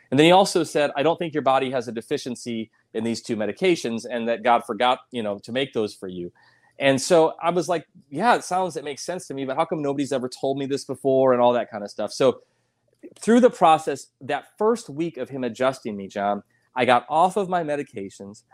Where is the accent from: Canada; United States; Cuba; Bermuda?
United States; South Dakota; moved away; also born or lived in Colorado Springs; I'm from South Dakota originally.